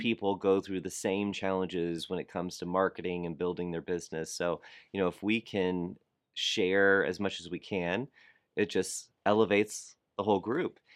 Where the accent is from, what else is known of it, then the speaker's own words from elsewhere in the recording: South Florida, United States; I grew up in South Florida